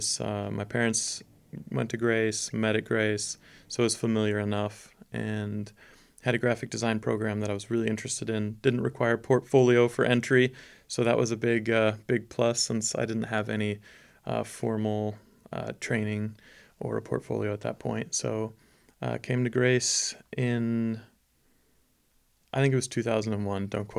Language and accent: English; Schwäbisch Gmünd, Baden-Württemberg, Germany; And I was born in Stuttgart, south of Germany, and raised in a town about a smaller town about 30 minutes outside of Stuttgart called Schwäbisch Gmünd.